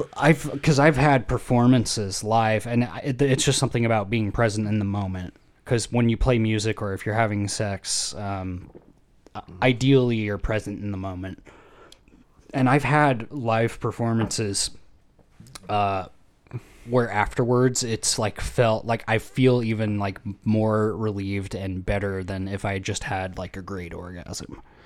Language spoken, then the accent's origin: English; Idaho, United States; moved away